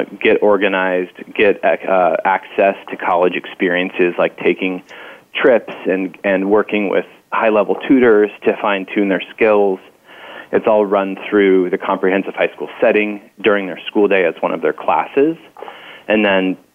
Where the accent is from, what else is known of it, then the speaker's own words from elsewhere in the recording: Marin County, Northern California, United States; also born or lived in Salem, Oregon / Irvine, California; I grew up in Marin County in Northern California